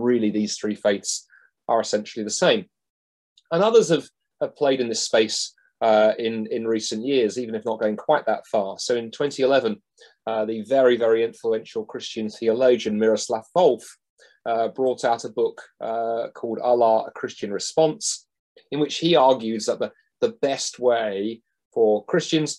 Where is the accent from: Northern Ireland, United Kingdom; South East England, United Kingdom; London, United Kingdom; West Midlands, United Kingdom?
London, United Kingdom; I grew up in London, in South London, and even back there in the 1980s, that was a very, very multicultural